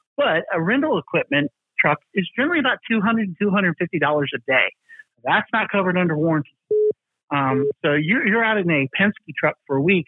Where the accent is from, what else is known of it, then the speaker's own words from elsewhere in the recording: the South, United States; I'm from the South